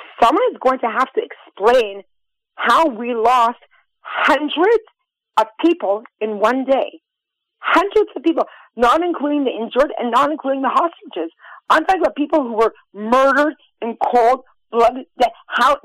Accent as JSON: {"language": "English", "country": "United States", "moved": "yes", "lives_now": "Israel", "said": "I'm American"}